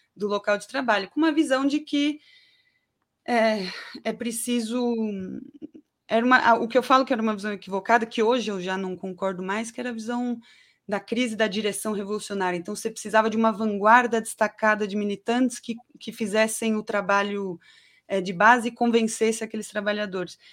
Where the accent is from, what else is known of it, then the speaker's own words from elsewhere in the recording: São Paulo, Brazil; also born or lived in Guarulhos; Eu nasci em São Paulo, capital. O primeiro lugar que eu morei foi na Vila Nive, mas até os 12 anos eu morei no Gopouva, em Guarulhos